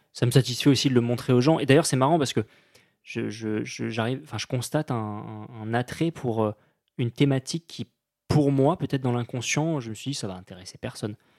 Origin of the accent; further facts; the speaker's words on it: Périgord, Nouvelle-Aquitaine, France; moved away; Je suis né en, en Périgord, j'ai grandi en Périgord